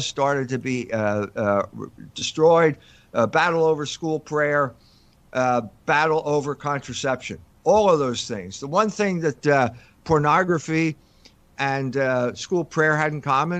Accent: Philadelphia, Pennsylvania, United States; moved away as an adult; also born or lived in Germany / South Bend, Indiana; I grew up in Philadelphia

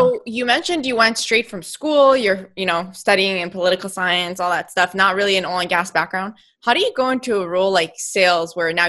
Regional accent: Texas, United States; West Texas.

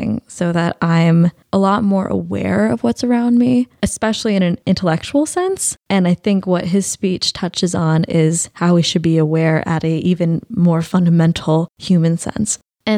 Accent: Kenya; I've heard this speech a few times now, especially being Kenyan students.

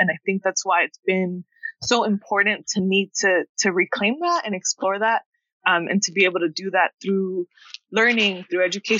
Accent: South Gate, California, United States; also born or lived in Los Angeles; I grew up in Southgate, Southeast LA, right? And I think at the time I was growing up, the neighborhood I was in was predominantly Mexican. I remember being one of like very few Salvadoran students

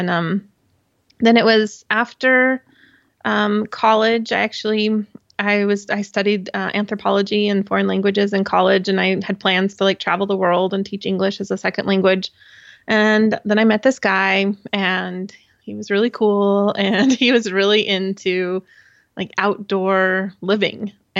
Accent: Utah, United States; I grew up in Southern Utah, and my dad and I went on kind of a, it must have been some kind of guided hike.

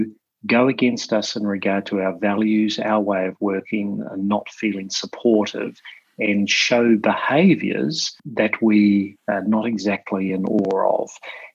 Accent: New Zealand; also born or lived in London; now in Sydney, Australia; I'm in Sydney at the moment, but for your listeners, just to remember, I'm a New Zealander, or commonly referred to as a Kiwi. So slightly different from that Aussie twang.

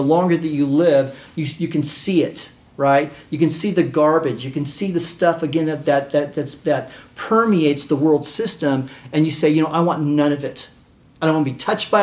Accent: United States; being American

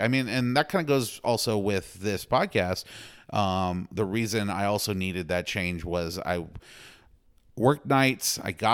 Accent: Houston, Texas, United States; But yeah, I'm a Texan. Like, okay. That's who I'm from Houston.

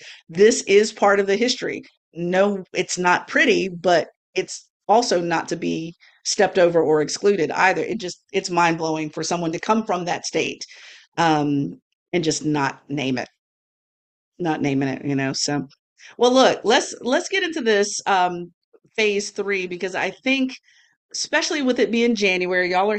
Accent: a southern US state, United States; my home state included.

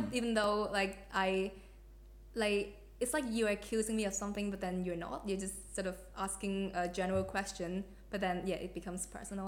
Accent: Hong Kong; now in Australia; I'm from Hong Kong and like being uh, Hong Kong Australian, Australian Hong Kong

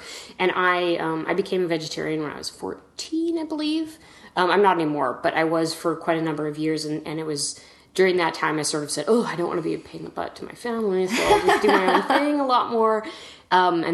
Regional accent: Edmonton, Alberta, Canada; moved away as an adult; also born or lived in New York; I grew up in Canada, in Edmonton, Alberta, which is out west

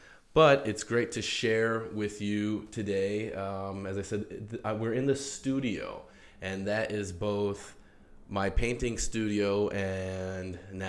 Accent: Albuquerque, New Mexico, United States; I'm originally from Albuquerque, New Mexico, but I have lived as something of a nomadic artist.

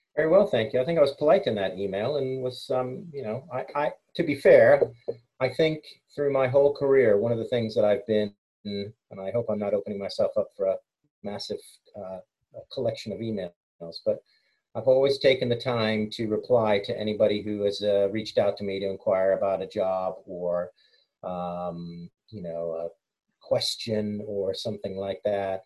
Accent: United States; moved away as an adult; also born or lived in England; now in United Kingdom; I'm English, born here, moved to the States and came back

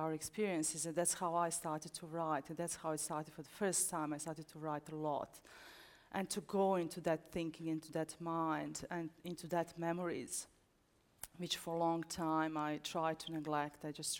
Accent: Bosnia & Herzegovina; moved away as an adult; also born or lived in Costa Rica; I was from Bosnia, and of course I know what happened, but I was just a really child. I was 19, 18, 19 years old when war started.

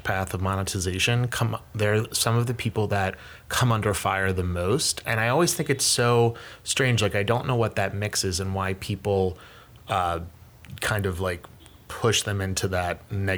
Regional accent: right outside of Philadelphia, Pennsylvania, United States; moved away as an adult; now in New York, United States; I'm originally from Pennsylvania, right outside of Philadelphia. Okay. And that's primarily where I grew up, and then went to college here in New York.

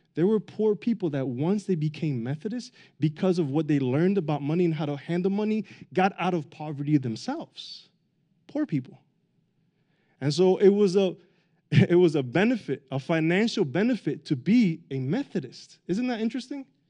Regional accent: Miami, Florida, United States; I grew up in Miami

